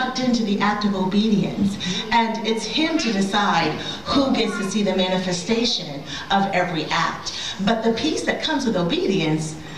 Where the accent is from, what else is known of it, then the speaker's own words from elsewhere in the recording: Massachusetts, United States; also born or lived in Rhode Island; I'm from Massachusetts